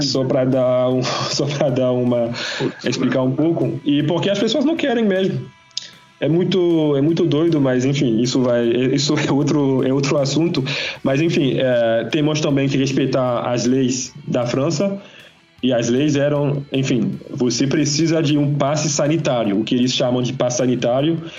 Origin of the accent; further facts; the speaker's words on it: Guadeloupe; eu sou de Guadalupe